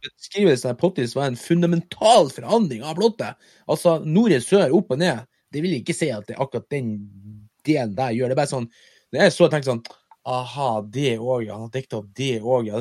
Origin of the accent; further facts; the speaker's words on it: Mo i Rana, Nordland, Norway; moved away; når jeg bodde hjemme på Moa